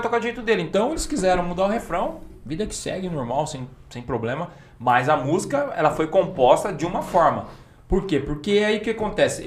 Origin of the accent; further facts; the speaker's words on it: Campinas, São Paulo, Brazil; a gente é de Campinas